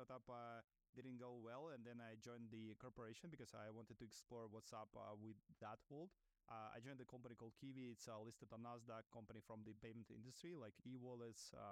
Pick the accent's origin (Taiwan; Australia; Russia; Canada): Russia; English is a second language; moved away as an adult; now in New York, United States; I'm an immigrant founder living in New York. Originally, I'm from Russia, where I started my career